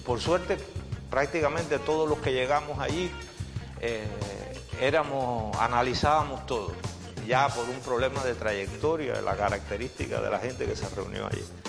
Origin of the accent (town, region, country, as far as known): San Antonio, Cuba; born or raised there